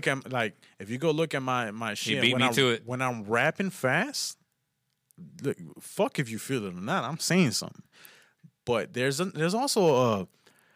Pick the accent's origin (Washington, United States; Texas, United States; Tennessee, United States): Texas, United States; Houston; I grew up in Houston